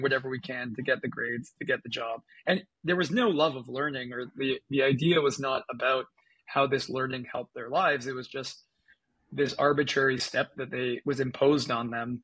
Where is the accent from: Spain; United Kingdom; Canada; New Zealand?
Canada; I'm from Canada. I grew up in Canada and went to a public school in Canada.